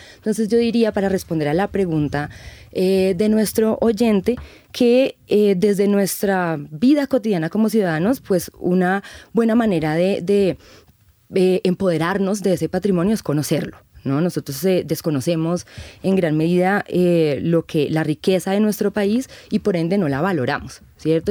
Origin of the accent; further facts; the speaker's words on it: Colombia; nosotros como sociedad colombiana